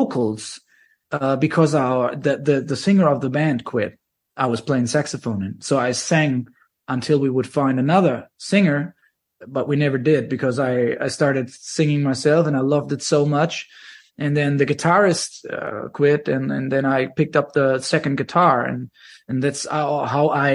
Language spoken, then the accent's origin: English; Germany; I was 17